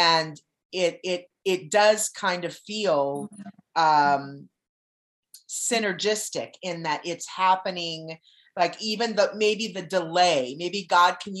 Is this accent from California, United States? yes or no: yes; California, United States; moved away; also born or lived in Arizona; I'm from California, and I've been going there since I was little